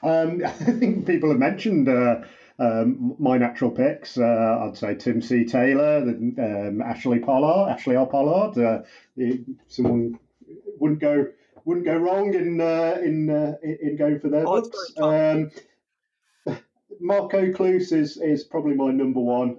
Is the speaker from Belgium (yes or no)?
no; United Kingdom; I'm a British cop